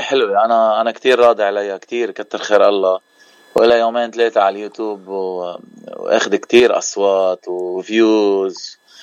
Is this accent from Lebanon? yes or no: yes; Keserwan-Jbeil, Lebanon; now in Cleveland, United States; نحن من منطقه جبال المنطقه الضيعه